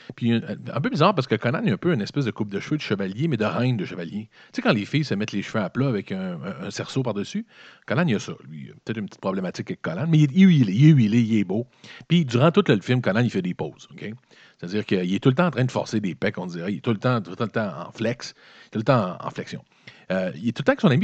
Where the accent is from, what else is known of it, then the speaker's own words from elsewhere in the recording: Quebec City, Quebec, Canada; Moi, je viens de la ville de Québec. Donc, mon 84, c'est passé à Québec